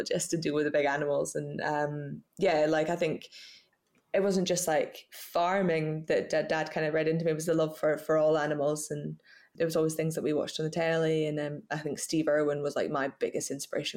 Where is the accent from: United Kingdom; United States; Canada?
United Kingdom; Scottish Borders, Scotland; I was brought up in the Scottish Borders on a farm called Middle Third Farm